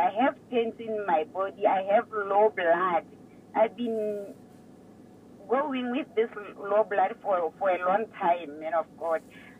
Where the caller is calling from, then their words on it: Botswana; I'm calling from Botswana.